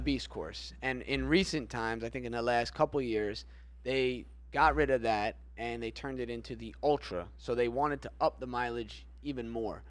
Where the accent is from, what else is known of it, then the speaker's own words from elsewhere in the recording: Florida, United States; we're from Florida